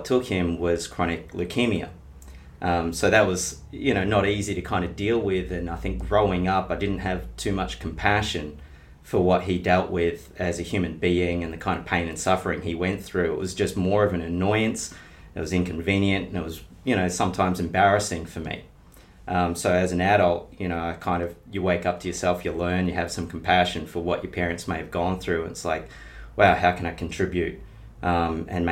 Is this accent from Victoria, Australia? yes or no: yes; Bendigo, Victoria, Australia; I grew up in Bendigo in country Victoria.